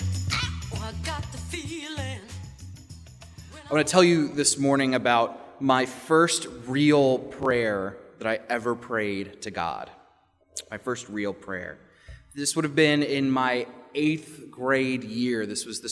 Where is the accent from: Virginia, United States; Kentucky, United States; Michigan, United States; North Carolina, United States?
Virginia, United States; Richmond; The governor's school where I grew up in Virginia, in Richmond